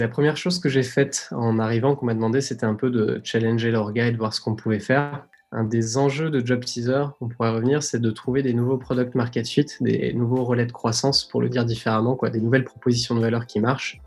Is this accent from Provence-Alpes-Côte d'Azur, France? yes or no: no; Tignes, Auvergne-Rhône-Alpes, France; moved away; j'ai grandi dans une station de ski